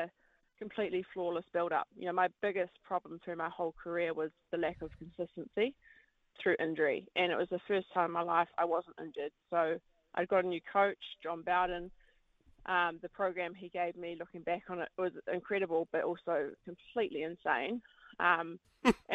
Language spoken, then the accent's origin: English; Wellington, New Zealand; born or raised there